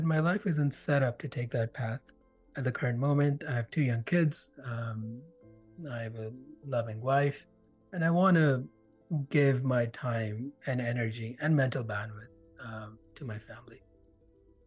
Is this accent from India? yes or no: yes; India; now in Canada; I grew up in India. And I remember when we moved here, the four of us left, and here being Canada